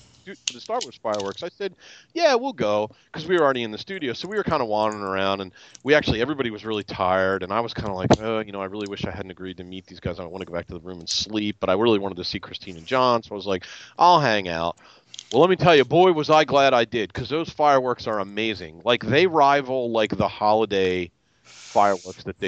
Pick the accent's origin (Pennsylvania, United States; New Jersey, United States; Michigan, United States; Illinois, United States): Pennsylvania, United States; Philadelphia; also born or lived in Colmar, Pennsylvania; I'm from Philadelphia, but I actually live in a town called Colmar